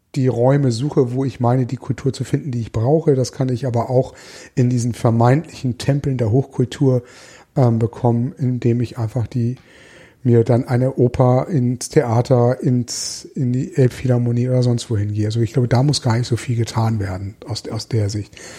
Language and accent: German; Hamburg, Germany; ich überzeugter Hamburger bin